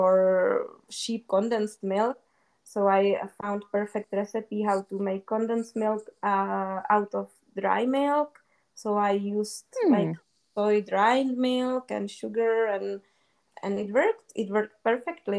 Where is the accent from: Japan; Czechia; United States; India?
Czechia; English is a second language; moved away; also born or lived in South Africa / Austria; in the Czech Republic, we have really good breads